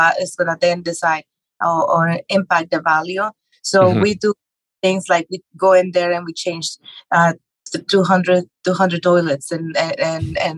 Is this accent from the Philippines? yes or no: no; Mexico; English is a second language; moved away as an adult; now in United States; I grew up in Mexico. I was born and raised there.